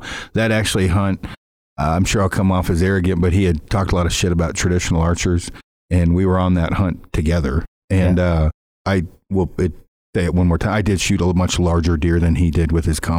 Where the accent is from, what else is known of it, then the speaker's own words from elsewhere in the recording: Alberta, Canada; I'm from Mule Deer in Alberta.